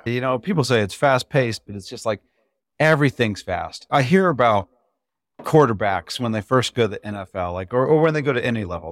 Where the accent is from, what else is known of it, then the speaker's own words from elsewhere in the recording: Indiana, United States; I'm from Indiana